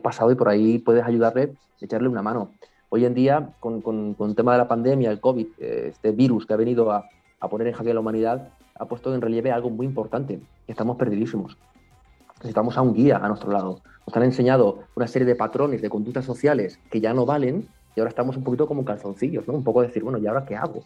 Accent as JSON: {"language": "Spanish", "region": "Canary Islands", "country": "Spain", "said": "soy de Canarias"}